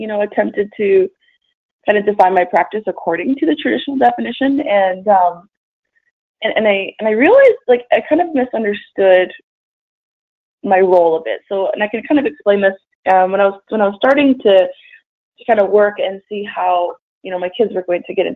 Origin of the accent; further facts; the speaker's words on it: Edmonton, Alberta, Canada; I am originally from Edmonton, Alberta, up north in Canada. And I grew up there